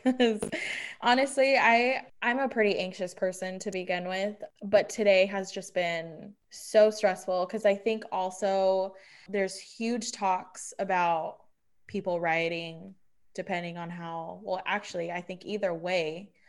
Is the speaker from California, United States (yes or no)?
yes; Chula Vista, California, United States; growing up in Chula Vista is a fucking privilege.